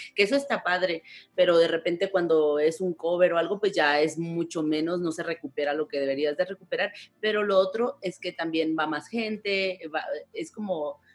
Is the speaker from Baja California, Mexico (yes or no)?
yes; Tijuana, Baja California, Mexico; moved away as an adult; also born or lived in Ensenada; now in Mexico City, Mexico; yo soy de Tijuana también, pero yo tenía ya 12 años en Ensenada